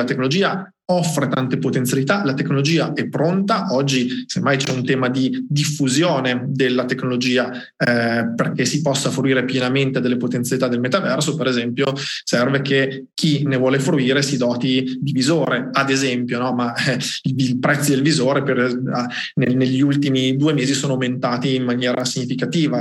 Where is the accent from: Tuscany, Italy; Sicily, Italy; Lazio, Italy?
Tuscany, Italy; Colle di Val d'Elsa; vengo da Cole Valdezia in provincia di Siena